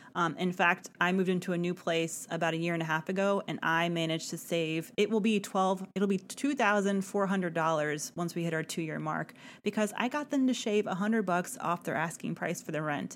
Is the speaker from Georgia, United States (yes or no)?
yes; Atlanta, Georgia, United States; Atlanta, my hometown